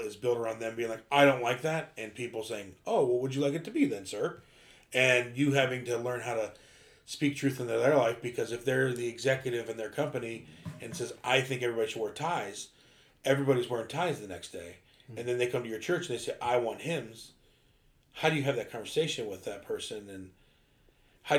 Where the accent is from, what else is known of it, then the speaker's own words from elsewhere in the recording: Ohio, United States; we grew up in Baptist church in Ohio